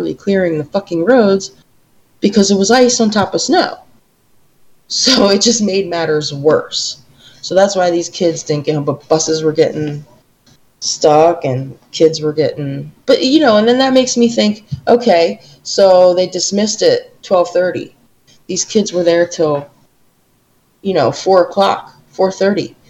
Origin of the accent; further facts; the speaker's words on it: New York, United States; we're from New York